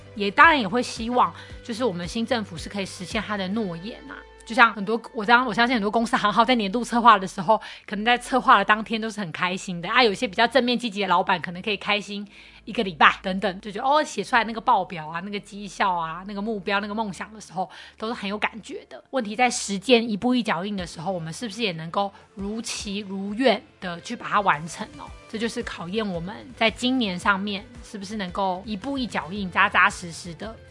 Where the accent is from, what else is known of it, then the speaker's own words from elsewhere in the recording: Taiwan; 即使我是台湾人